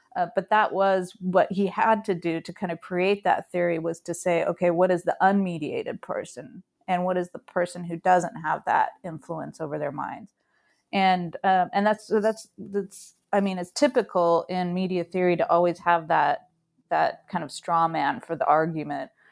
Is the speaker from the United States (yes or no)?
yes; California, United States; moved away; also born or lived in Arizona; I was born on the West Coast of the U S in California and, um, grew up kind of in the seventies and eighties there and, and we moved subsequently to Arizona